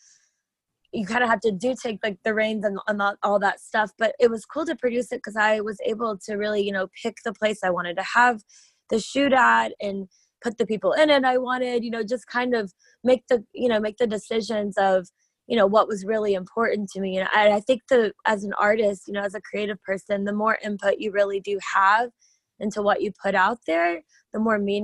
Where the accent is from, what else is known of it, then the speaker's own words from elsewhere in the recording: Tennessee, United States; moved away as an adult; now in Los Angeles, United States; I'm originally from Tennessee.